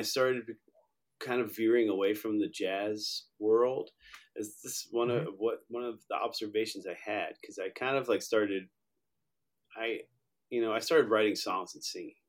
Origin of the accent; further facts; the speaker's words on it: Long Island, New York, United States; I grew up in New York. I'm a kid from Long Island.